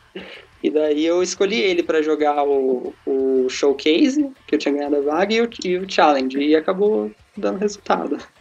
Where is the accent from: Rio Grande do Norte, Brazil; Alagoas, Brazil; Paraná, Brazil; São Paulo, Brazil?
São Paulo, Brazil; Mauá; Sou de Mauá, é, aqui em São Paulo, eu tenho 23 anos